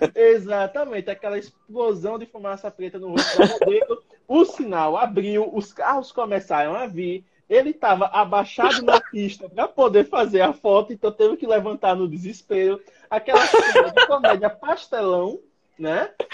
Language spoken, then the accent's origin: Portuguese; Penedo, Alagoas, Brazil; eu sou de Penedo, Alagoas. Penedo é uma cidade muito abençoada, porque temos aqui prédios históricos lindíssimos